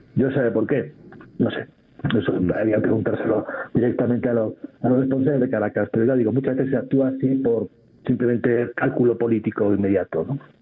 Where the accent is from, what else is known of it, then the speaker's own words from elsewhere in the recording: Spain; A lo mejor es una percepción que tengo como español